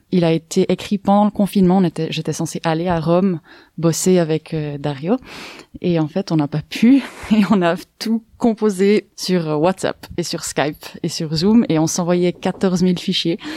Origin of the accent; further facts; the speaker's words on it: Myanmar; j'ai grandi en Birmanie.